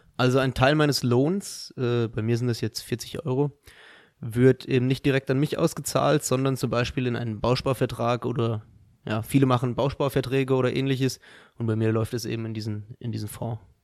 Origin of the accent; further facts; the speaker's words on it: Dirlos, Hesse, Germany; Ich komme auch aus Dierlos